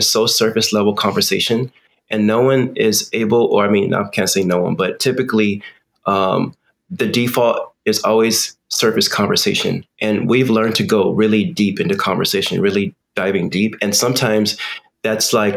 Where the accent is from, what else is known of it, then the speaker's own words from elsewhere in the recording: United States; I come from American culture. Of course, I'm American